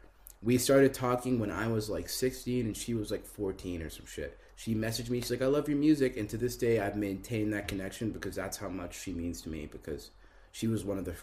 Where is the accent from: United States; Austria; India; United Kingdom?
United Kingdom; Harrow, London; born there; moved away; also born or lived in Guelph, Canada; I was born in Harrow, bro.